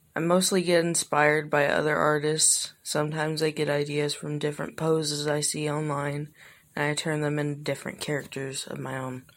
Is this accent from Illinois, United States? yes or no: yes; Illinois, United States; I'm from Illinois